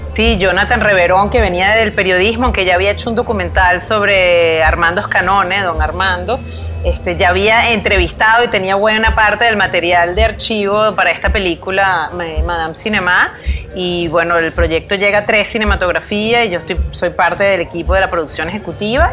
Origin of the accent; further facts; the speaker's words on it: Venezuela; also born or lived in Spain; vivir aquí en Venezuela